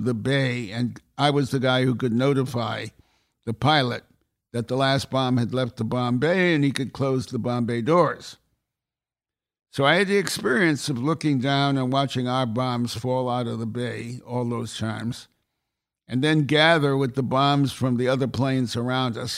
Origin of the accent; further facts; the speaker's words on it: United States; I'm an American